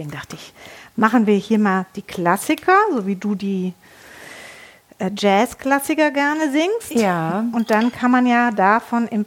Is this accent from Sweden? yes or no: no; Netherlands; dann vermisse ich oft so äh, meine Heimat. Mhm. Ja, weil Holland ist auch wunderschön in, im Frühling.